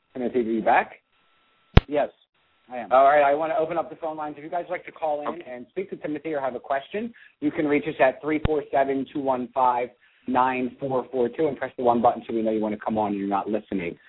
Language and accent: English; Seattle, Washington, United States; moved away; also born or lived in Berlin; I'm from Seattle, Washington